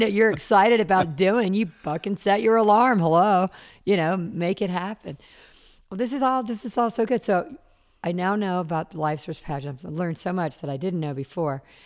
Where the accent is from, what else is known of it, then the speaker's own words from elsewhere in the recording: Charleston, South Carolina, United States; now in Los Angeles, United States; And I grew up in Charleston, South Carolina. I grew up on the water. I've lived in L A now almost forty years.